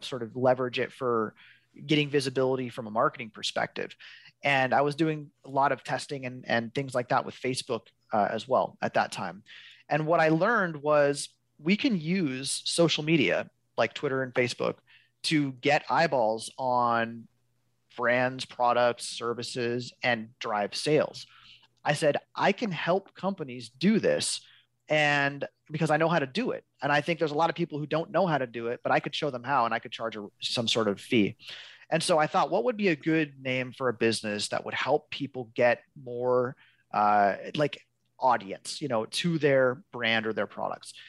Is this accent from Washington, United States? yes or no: yes; Seattle, Washington, United States; now in Olympia, United States; born and raised in West Seattle.